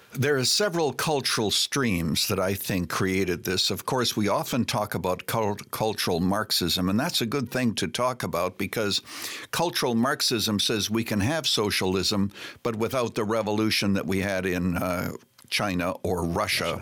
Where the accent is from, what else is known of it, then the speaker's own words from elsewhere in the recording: Canada; moved away as an adult; now in United States; I was born and raised in Canada, became an American citizen